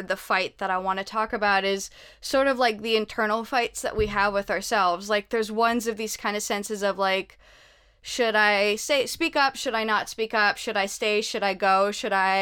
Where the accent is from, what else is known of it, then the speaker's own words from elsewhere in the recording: Canada; also born or lived in United Kingdom; now in United States; I'm Canadian, but I've lived in the States, in Canada, and in the UK.